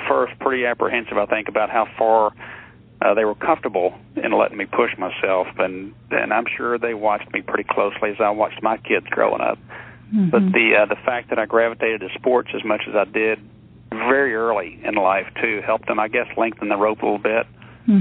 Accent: Texas, United States; growing up in Texas down here

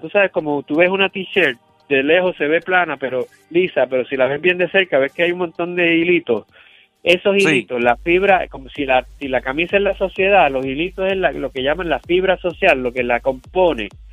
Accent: Carolina, Puerto Rico; Yo soy de Carolina, yo conozco esto allí bien

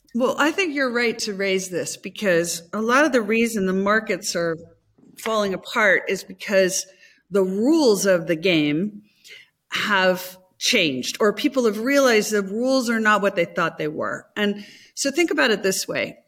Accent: United States; as an American

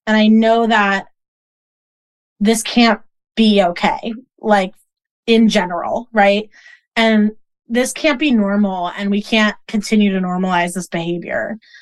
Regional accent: Boston, Massachusetts, United States; I grew up in Boston

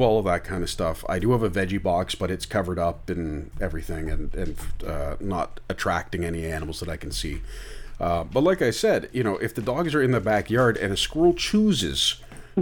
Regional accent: Oakville, Ontario, Canada; I'm from Oakville originally

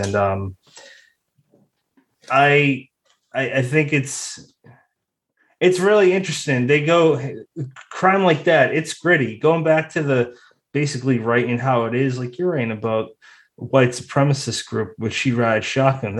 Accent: Massachusetts, United States; me and Brennan, we're from Massachusetts

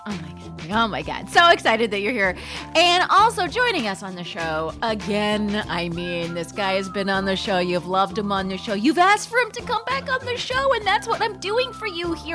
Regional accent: Palm Springs, California, United States; growing up in Palm Springs, California

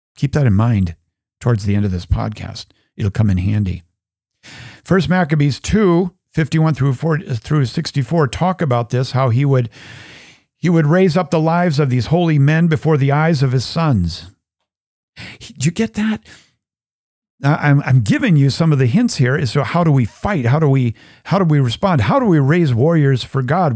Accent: United States; I'm an American

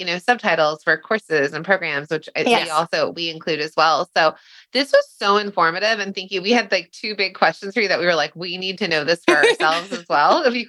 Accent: Southern California, United States; I grew up in Southern California, so and the language I had chosen was Spanish

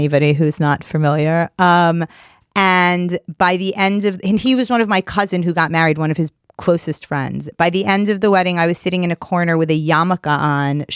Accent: New York City, New York, United States; I grew up in Queens

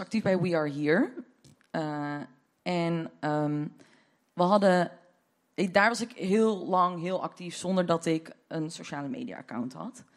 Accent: Deventer, Overijssel, Netherlands; now in Amsterdam, Netherlands; Ik kom uit Deventer oorspronkelijk

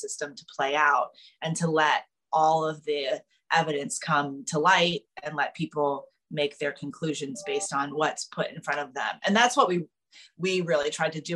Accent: South Carolina, United States; moved away as an adult; now in New York, United States; as kids growing up in South Carolina, we all spent time on boats.

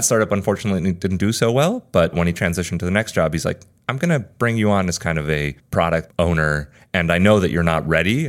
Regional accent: Spain; Yeah, so I've been following Postlight from abroad. I'm from Spain originally, like I mentioned.

